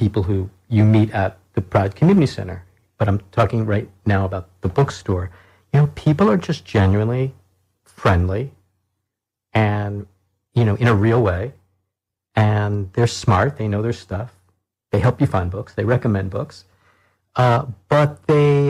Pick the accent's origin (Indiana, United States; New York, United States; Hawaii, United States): New York, United States; now in Bloomington, United States; growing up in New York where, you know, it's a very culturally and diverse place